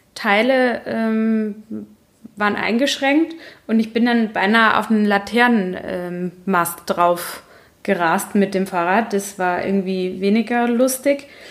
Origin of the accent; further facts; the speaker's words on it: Baden-Württemberg, Germany; accent: Badisch; ich komme aus Baden und da hat man einen ziemlich äh, starken Dialekt, wenn man ihn denn spricht.